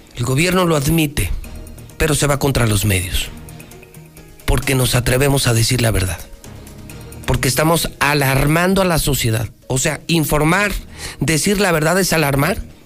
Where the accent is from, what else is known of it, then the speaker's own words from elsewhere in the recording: Mexico; somos 130, 140 millones de mexicanos